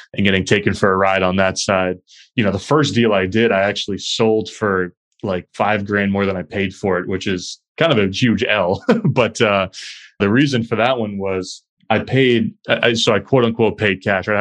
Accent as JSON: {"language": "English", "town": "Chester", "region": "New Hampshire", "country": "United States", "tie": "born or raised there", "moved": "as an adult", "lives_now": "Boston, United States", "said": "my hometown in Chester, New Hampshire, a small town in southern New Hampshire"}